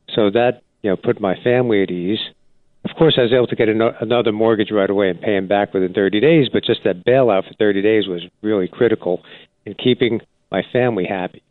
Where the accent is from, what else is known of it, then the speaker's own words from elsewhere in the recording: New Jersey, United States; I grew up in New Jersey and loved the state